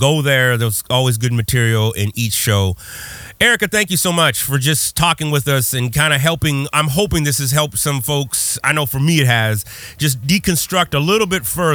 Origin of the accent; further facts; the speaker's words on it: Texas, United States; growing up in Texas